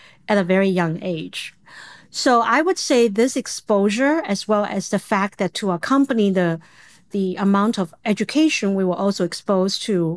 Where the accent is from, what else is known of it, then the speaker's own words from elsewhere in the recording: China; English is a second language; moved away as an adult; now in United States; I was born, raised in the era for a long time when China was very closed